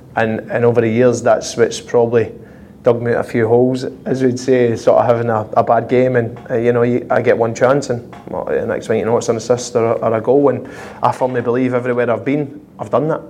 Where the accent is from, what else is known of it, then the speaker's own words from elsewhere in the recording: Glasgow, Scotland, United Kingdom; moved away as an adult; growing up in Glasgow